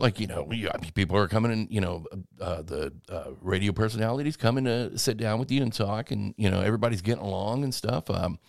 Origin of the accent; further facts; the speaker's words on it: Chattanooga, Tennessee, United States; I'm from Chattanooga.